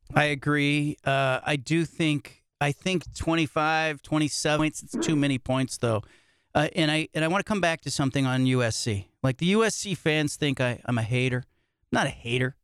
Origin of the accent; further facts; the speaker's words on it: Bay Area, California, United States; I grew up in the Bay Area